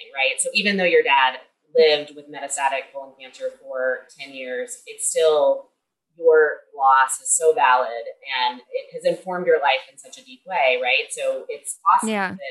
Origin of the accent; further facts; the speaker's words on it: Kentucky, United States; I'm from Kentucky, where we have some of the leading cancer rates in the country